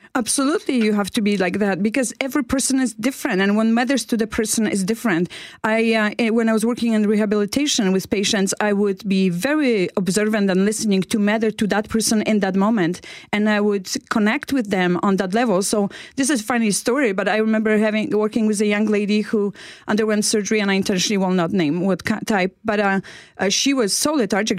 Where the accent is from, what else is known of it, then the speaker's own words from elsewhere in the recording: Poland; moved away as an adult; now in Canada; I came from Poland